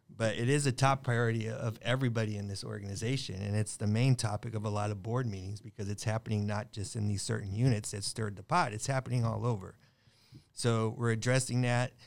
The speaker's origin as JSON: {"language": "English", "town": "Long Beach", "region": "California", "country": "United States", "tie": "born or raised there", "said": "I'm Long Beach, I grew up in Long Beach"}